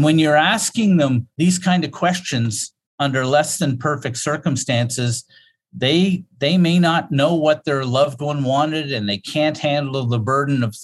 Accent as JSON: {"language": "English", "region": "Nova Scotia", "country": "Canada", "also_born_or_lived": "Saskatchewan", "said": "I'm from Nova Scotia. I work here"}